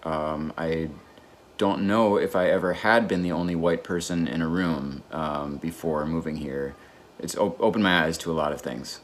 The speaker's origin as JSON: {"language": "English", "town": "Chicago", "region": "Illinois", "country": "United States", "tie": "born or raised there", "moved": "yes", "said": "where I grew up in Chicago"}